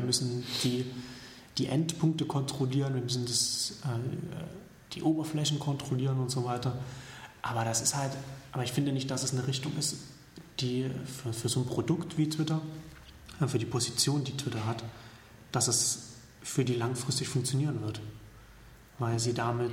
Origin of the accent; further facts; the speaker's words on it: Saxony, Germany; now in Berlin, Germany; aus meiner Heimat